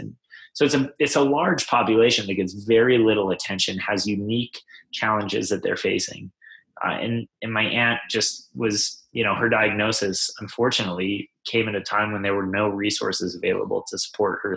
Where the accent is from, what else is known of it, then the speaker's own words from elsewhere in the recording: Mountain West, United States; growing up in the Mountain West